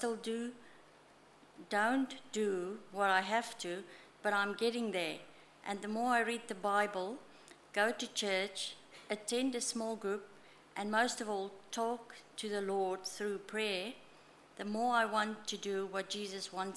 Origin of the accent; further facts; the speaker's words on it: South Africa; moved away; I was baptized as an infant and did confirmation in the Reformed Church in South Africa in year 11